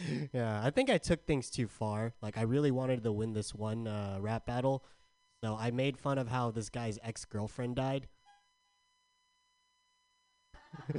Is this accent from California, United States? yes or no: yes; San Diego, California, United States; I'm from San Diego.